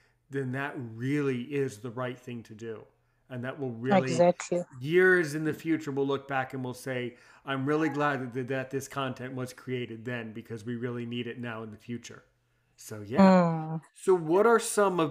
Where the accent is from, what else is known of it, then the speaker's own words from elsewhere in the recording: United States; I was born in the United States